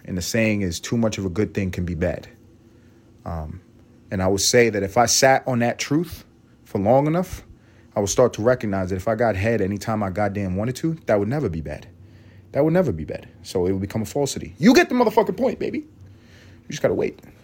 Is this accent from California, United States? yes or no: no; New York City, New York, United States; I grew up in Harlem